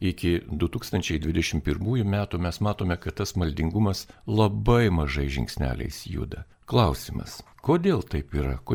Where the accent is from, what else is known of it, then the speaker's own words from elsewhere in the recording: Vilnius, Vilnius County, Lithuania; mes Vilniečiai